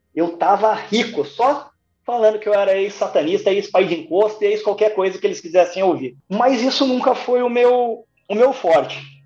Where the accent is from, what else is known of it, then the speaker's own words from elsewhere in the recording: interior of Paraná, Brazil; also born or lived in Curitiba; toda vez que eu vinha do interior do Paraná para Curitiba